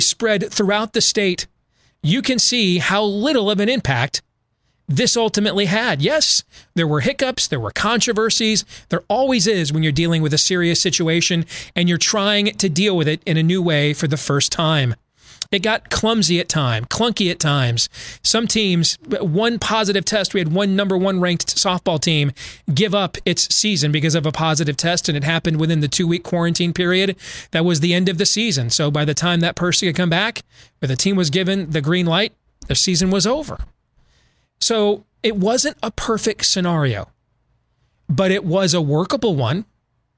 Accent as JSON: {"language": "English", "region": "Iowa", "country": "United States", "tie": "born or raised there", "said": "my home state"}